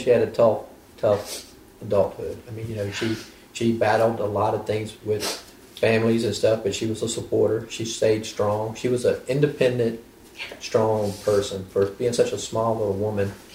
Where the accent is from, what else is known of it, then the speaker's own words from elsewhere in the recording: Pointe Coupee Parish, Louisiana, United States; now in French Settlement, United States; originally, I mean, we're from Pointe-Coupee Parish